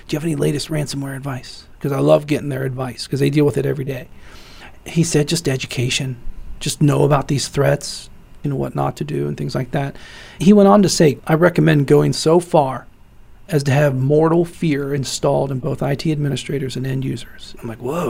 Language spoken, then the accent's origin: English; Midwest of the United States, United States; also born or lived in Ohio; Born and raised in the Midwest of the United States. I've lived in Ohio for most of my life.